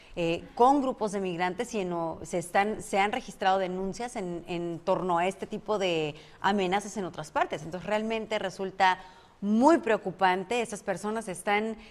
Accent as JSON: {"language": "Spanish", "town": "Mexicali", "region": "Baja California", "country": "Mexico", "tie": "born or raised there", "lives_now": "Tijuana, Mexico", "said": "yo soy de Baja California, pero nací en Mexicali"}